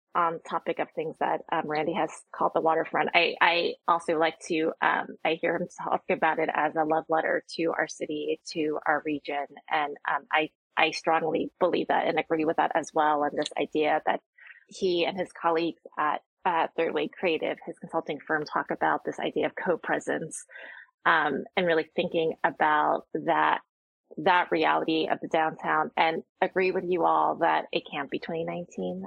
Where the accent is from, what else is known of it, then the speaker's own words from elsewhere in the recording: New Jersey, United States; now in Seattle, United States; growing up in New Jersey